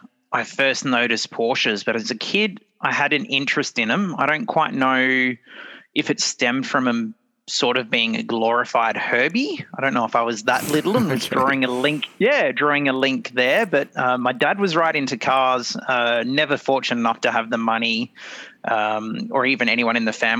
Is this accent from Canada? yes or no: no; Adelaide, South Australia, Australia; Born and bred in Adelaide, yes. Left it a few times, but keep coming back here and happy to call it home